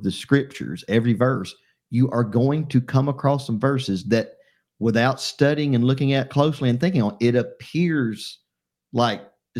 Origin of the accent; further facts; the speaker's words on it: Columbiana, Alabama, United States; I'm from Columbiana, Alabama